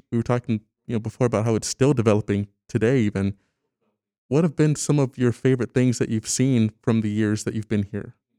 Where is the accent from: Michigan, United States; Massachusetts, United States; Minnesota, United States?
Michigan, United States; Lansing; moved away; I'm from Lansing, Michigan originally.